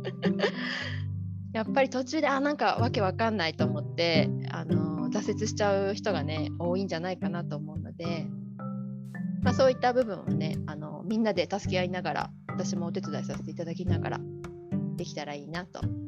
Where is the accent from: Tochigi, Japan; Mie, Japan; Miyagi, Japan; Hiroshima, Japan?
Hiroshima, Japan; moved away; 私広島出身で、はいあのまあ、広島市の高校で